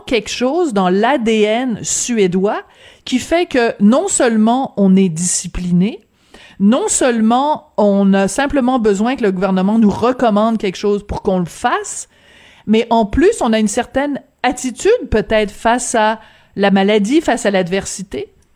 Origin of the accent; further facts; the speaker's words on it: Quebec, Canada; chez nous au Québec